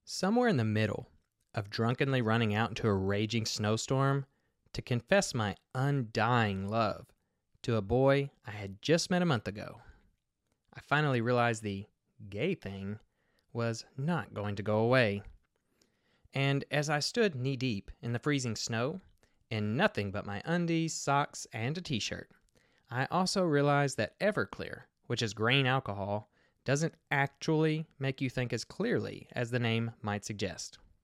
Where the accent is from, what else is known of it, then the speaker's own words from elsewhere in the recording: Kentucky, United States; I grew up in the Bible Belt of Kentucky myself